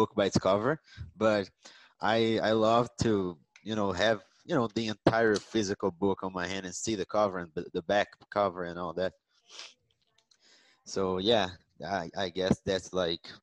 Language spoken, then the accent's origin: English; Rio de Janeiro, Brazil; moved away as an adult; I'm from Rio de Janeiro, but now I live in another state.